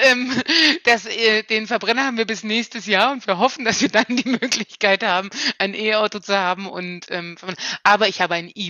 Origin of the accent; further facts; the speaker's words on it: Kleinmachnow, Brandenburg, Germany; Ich bin hier 2019 bei der Brandenburger Kommunalwahl in meinem Heimatort Kleinmachnow als ähm, Spitzenkandidatin der Kleinmachnower Grünen angetreten